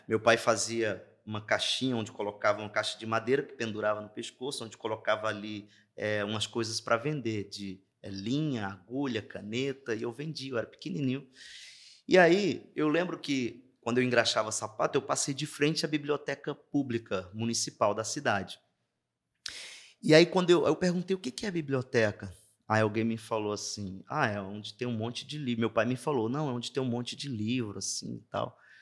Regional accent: Juazeiro do Norte, Ceará, Brazil; accent: sotaque arrastado do interior; moved away as an adult; sou natural de Juazeiro do Norte, é, interior do Ceará

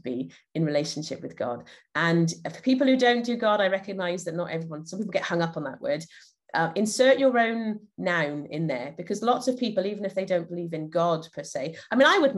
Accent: Llanelli, Wales, United Kingdom; I'm from Llanelli in South Wales in the UK.

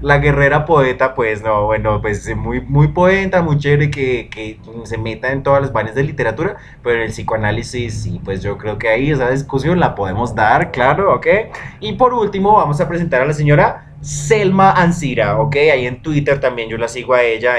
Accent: Colombia; nosotros somos muy colombianos y que lo que nosotros hacemos es muy de colombiano y muy de acá

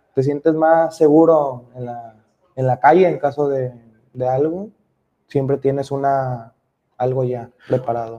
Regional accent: Manzanillo, Colima, Mexico; Yo soy de, aquí de Manzanillo

